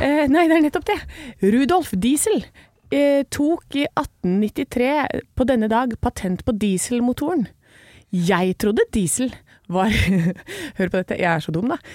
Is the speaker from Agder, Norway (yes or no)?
no; Gjøvik, Innlandet, Norway; also born or lived in Hamar / Brumunddal; jeg er født på Hamar og har vokst opp i Brumunddal og på Gjøvik